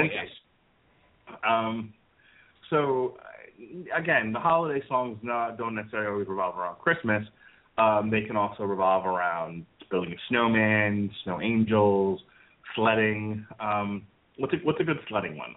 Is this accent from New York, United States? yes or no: yes; New York, United States; moved away as an adult; also born or lived in Florida; I grew up in New York, and none of the homes that I lived in in New York, and there were two of them, had fireplaces.